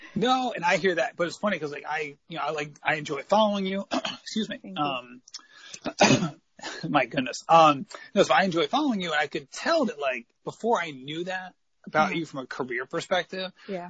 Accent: New England, United States; growing up in New England

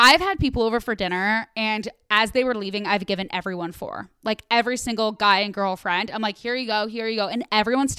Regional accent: Midwest, United States; I'm from the Midwest.

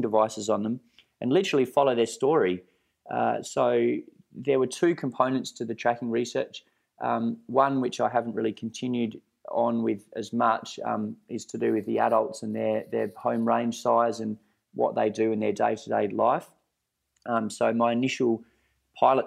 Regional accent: Perth Hills, Western Australia, Australia; in the Perth Hills here where I grew up

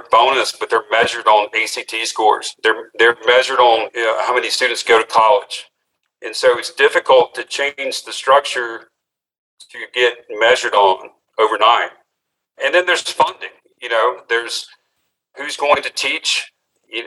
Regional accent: Mississippi, United States; here in my hometown, Mississippi

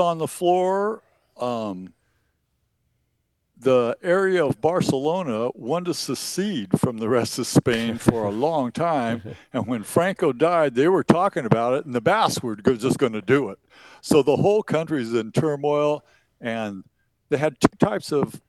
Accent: Eastern Oregon, United States; growing up in Eastern Oregon

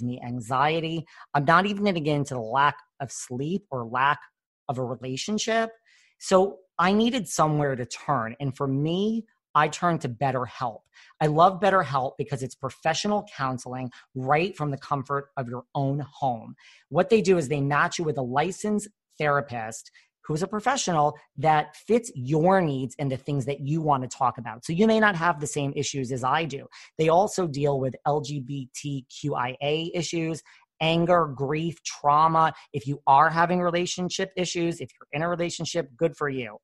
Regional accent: New York, United States; I'm from New York

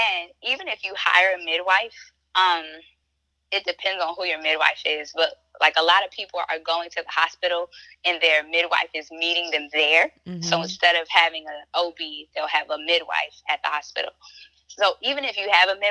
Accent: Baltimore, Maryland, United States; I'm a Black woman and I'm from Baltimore

